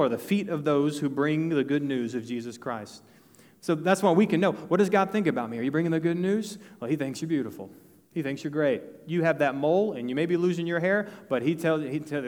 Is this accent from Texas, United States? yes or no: yes; northeast of Dallas, Texas, United States; now in New Braunfels, United States; I'm from Texas. I'm from northeast of Dallas.